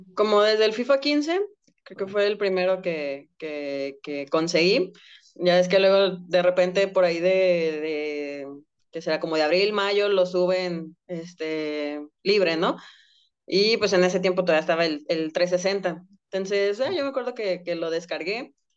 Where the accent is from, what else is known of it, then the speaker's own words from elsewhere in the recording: Guadalajara, Jalisco, Mexico; yo soy de Guadalajara